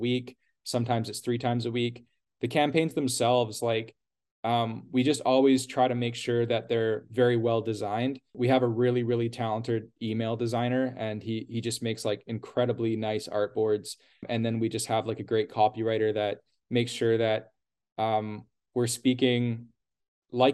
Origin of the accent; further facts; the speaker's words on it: Canada; we're Canadian